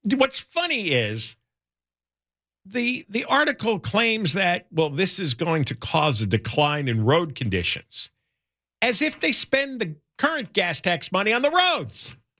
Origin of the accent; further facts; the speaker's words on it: New York City, New York, United States; now in Los Angeles, United States; I grew up in the New York City area